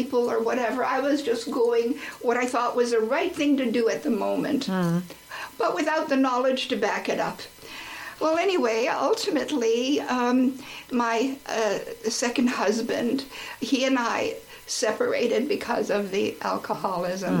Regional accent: Nova Scotia, Canada; moved away; also born or lived in New Jersey / Halifax / Bangalore / New Delhi; I should go back home to Nova Scotia

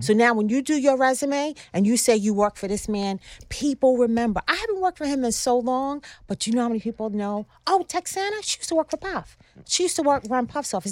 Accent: Long Island, New York, United States; I grew up on Long Island

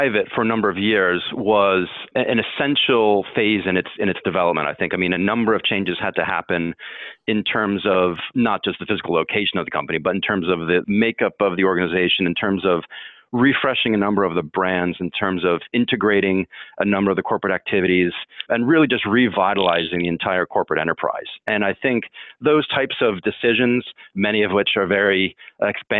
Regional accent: Baltimore, Maryland, United States; moved away; I'm from the Baltimore area originally

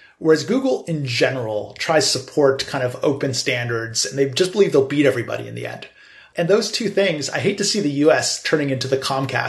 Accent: United States; also born or lived in China; we're all U.S. citizens. We happen to understand China very well, and we came from China, and many of us built our careers in China originally, but we're from America and we're based in America.

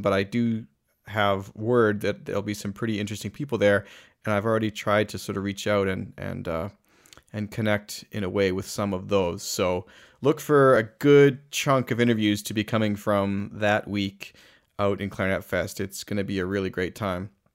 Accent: Calgary, Alberta, Canada; my hometown of Calgary

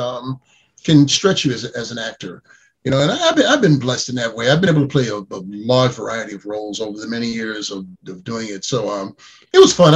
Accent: New York City, New York, United States; I grew up in New York City

